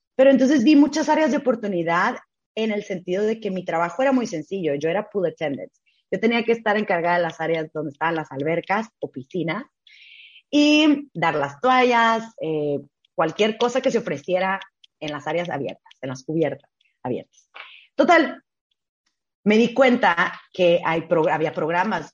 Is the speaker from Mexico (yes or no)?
yes; Tijuana, Baja California, Mexico; moved away; also born or lived in Ciudad Juárez, Chihuahua / Hong Kong; yo soy de Tijuana. Yo nací, crecí en Tijuana, 100% tijuanense